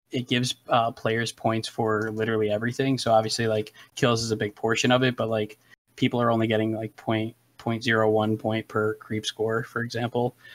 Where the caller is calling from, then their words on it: Albany, New York, United States; No, no, like the capital of Albany, New York.